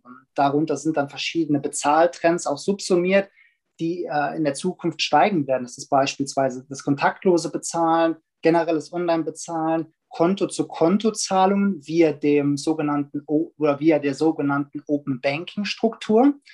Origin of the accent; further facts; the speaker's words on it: Germany; als Deutsche